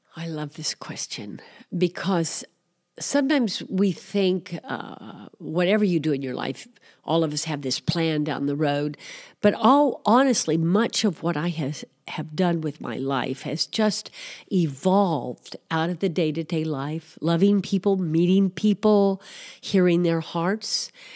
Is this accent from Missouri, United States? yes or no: yes; Missouri, United States; moved away as an adult; also born or lived in Greece; I grew up in Missouri, although I am Greek American